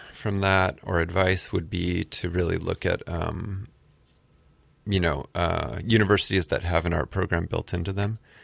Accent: Southern California, United States; moved away as an adult; also born or lived in New York City, United States; now in Honolulu, United States; I grew up in Southern California

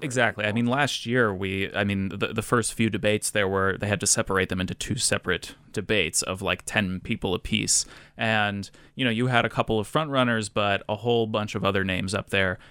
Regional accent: Rhode Island, United States; my home state of Rhode Island

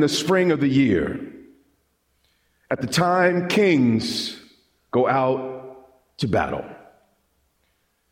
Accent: Long Island, New York, United States; When I was a kid, I grew up on Long Island

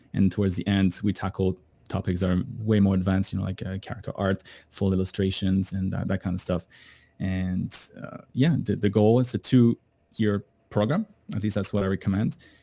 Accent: Canada; moved away; I, I'm from Canada

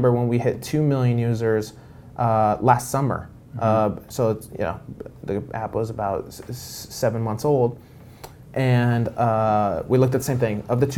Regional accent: Los Angeles, California, United States; we grew up in Los Angeles

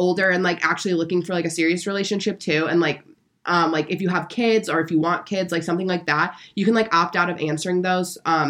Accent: Germany; born there; I was born in Germany, so does that make me a German chocolate?

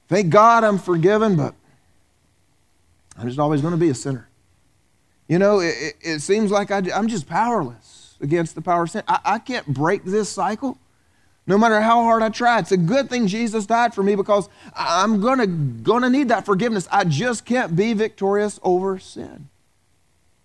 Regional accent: the South, United States; moved away; I grew up in the South

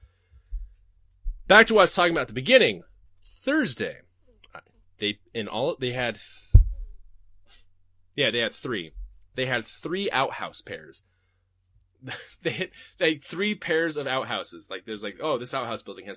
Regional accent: Portland, Oregon, United States; I'm from Portland

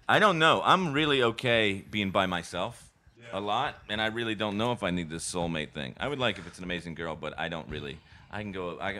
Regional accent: Charlotte, North Carolina, United States; my hometown of Charlotte.

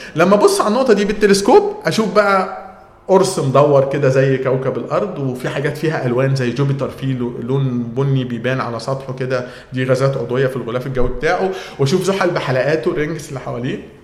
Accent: Egypt; عندنا في مصر

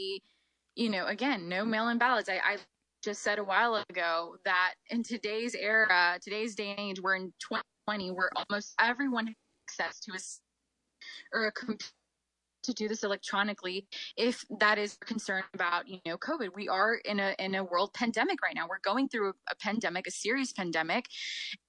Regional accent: United States; I'm proud to have Mexican roots. I was born here in the United States.

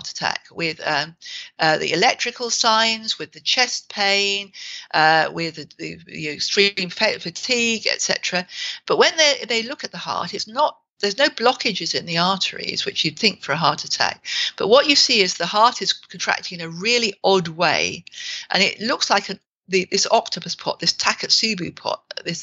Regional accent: England, United Kingdom; we're English

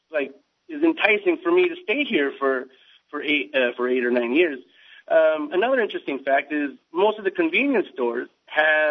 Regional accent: Canada; moved away as an adult; also born or lived in United States; now in South Korea; I was born in the States to Canadian parents, and I was raised in Canada

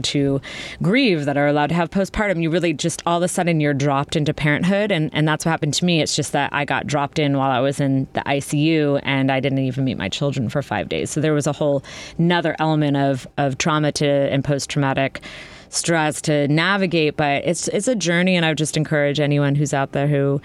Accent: Vermont, United States; moved away as an adult; now in Chicago, United States; I'm from Vermont and I moved to Chicago 20 years ago to go to Columbia College

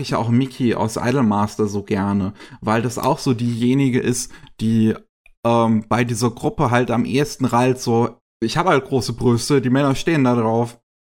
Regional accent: Germany; bei uns in Deutschland

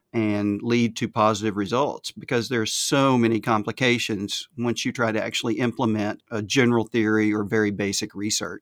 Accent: the South, United States; accent: Southern; my Southern accent

